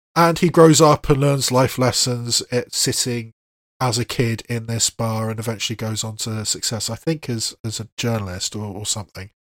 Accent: England, United Kingdom; an English person

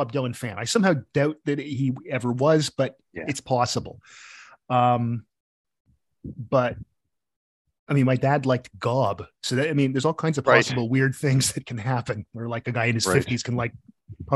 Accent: Sudbury, Ontario, Canada; also born or lived in Toronto; when I was a kid, when we moved to Sudbury, there wasn't even cable in Sudbury

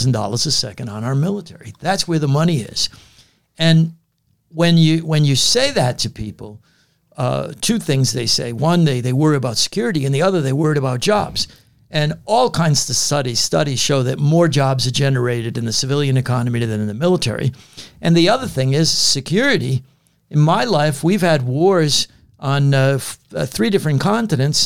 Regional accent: United States; I said, "United States,"

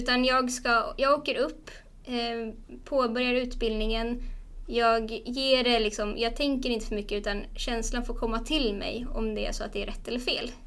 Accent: Stockholm, Stockholm County, Sweden; moved away as an adult; also born or lived in Umeå; jag är från Stockholm men ville flytta därifrån

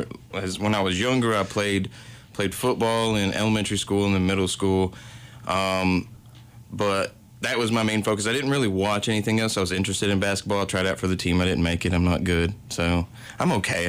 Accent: Corbin, Kentucky, United States; I'm from Corbin, Kentucky

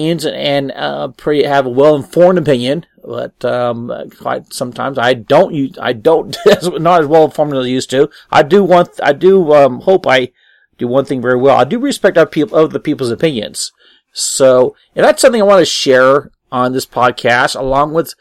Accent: Apple Valley, United States; I'm a hometown boy, born and raised in Apple Valley, and went to school

